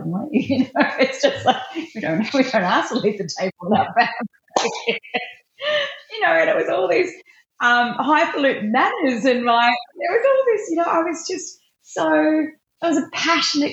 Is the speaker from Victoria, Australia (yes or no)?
yes; Melton, Victoria, Australia; also born or lived in Bacchus Marsh; I was raised in I went to school in a little town called Melton